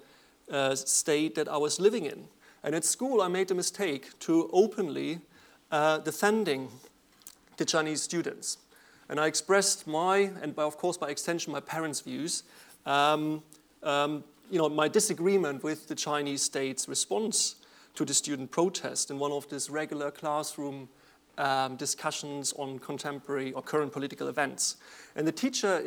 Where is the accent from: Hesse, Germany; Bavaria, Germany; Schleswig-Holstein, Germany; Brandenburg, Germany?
Brandenburg, Germany; Cottbus; now in United Kingdom; I was born in East Germany in 1977 in the city of Cottbus, which is 100 kilometers south of Berlin, almost on the Polish border